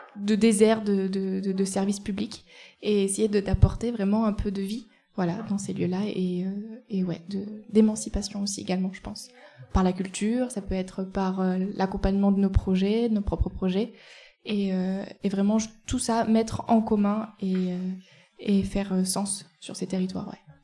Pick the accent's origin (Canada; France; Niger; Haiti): France; Eyrieux valley, Ardèche, Auvergne-Rhône-Alpes; also born or lived in Nantes; je viens de la vallée de l'Airieux.